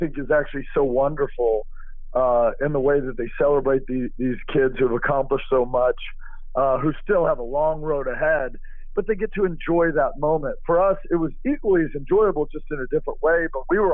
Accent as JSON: {"language": "English", "town": "Austin", "region": "Texas", "country": "United States", "tie": "born or raised there", "said": "Growing up in Austin, I was James Street's son."}